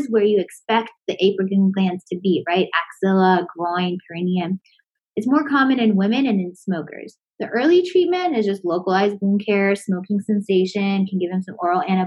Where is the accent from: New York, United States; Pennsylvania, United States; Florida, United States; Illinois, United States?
Florida, United States; I'm from Florida.